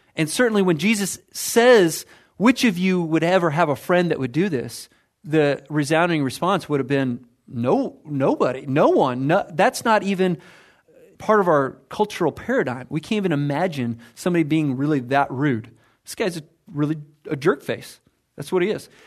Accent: United States; I'm American

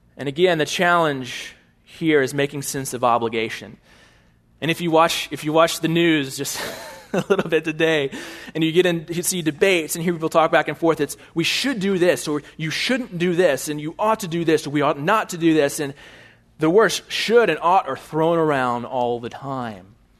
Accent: Bryan, Texas, United States; also born or lived in California; I was born in Bryan, Texas

